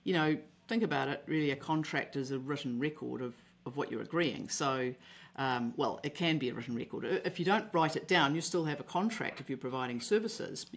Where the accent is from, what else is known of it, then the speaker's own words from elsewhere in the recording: Auckland, New Zealand; I'm from Auckland, New Zealand.